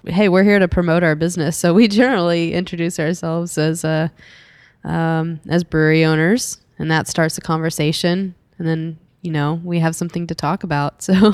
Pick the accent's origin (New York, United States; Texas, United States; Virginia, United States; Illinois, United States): Texas, United States; Dallas; I'm from, I grew up in Dallas